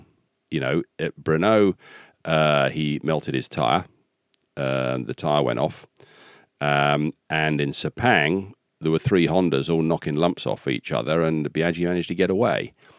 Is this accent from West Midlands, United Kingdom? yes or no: yes; Rugby, West Midlands, United Kingdom; born there; I can say that because I was born in Rugby.